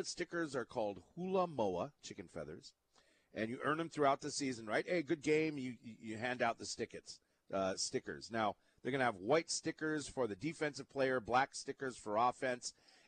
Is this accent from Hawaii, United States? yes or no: yes; Hawaii, United States; being a Hawaiian.